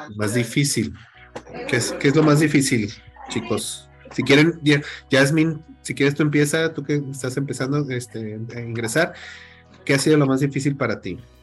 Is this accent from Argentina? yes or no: no; Mexico; como decimos aquí en México